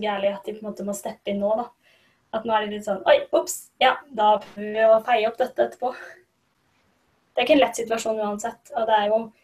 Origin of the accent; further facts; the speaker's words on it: Norway; Vi som nordmenn